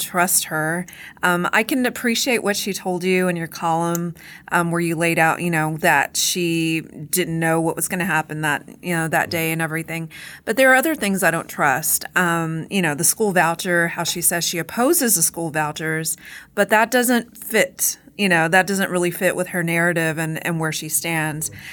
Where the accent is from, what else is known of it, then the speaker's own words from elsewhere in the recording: Corpus Christi, Texas, United States; my hometown, but I live near Corpus Christi